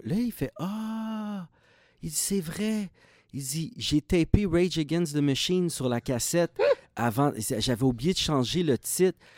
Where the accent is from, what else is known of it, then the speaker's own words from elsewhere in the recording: Repentigny, Quebec, Canada; also born or lived in Montreal; Moi, dans ce temps-là, j'habitais à Repentigny.